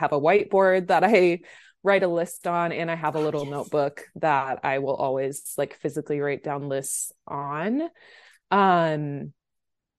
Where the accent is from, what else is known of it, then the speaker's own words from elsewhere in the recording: Omaha, Nebraska, United States; moved away as an adult; now in California, United States; I'm from Omaha, Nebraska, which is the Midwest in the middle of the country. And that kind of explains a lot about my background and upbringing. Grew up in Nebraska my whole life